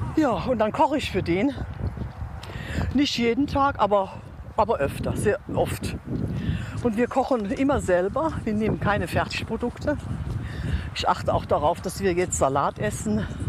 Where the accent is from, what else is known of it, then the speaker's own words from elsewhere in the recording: above Cochem on the Moselle, Rhineland-Palatinate, Germany; bei meinem Heimatort. Das ist oberhalb von Kochum an der Mosel.